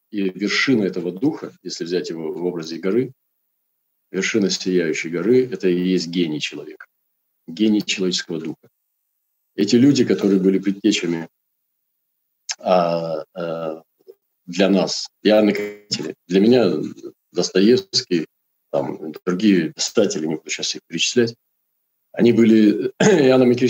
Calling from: Krasnoyarsk, Krasnoyarsk Krai, Russia; транслирую сейчас я из Красноярска.

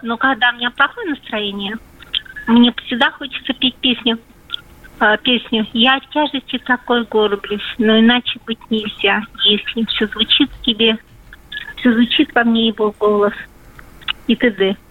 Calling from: Voronezh, Voronezh Oblast, Russia; Я звоню из Воронежа

